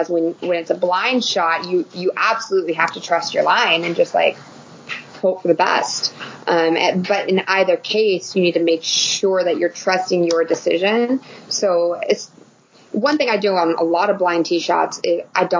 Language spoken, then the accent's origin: English; Reno, Nevada, United States; I'm from Reno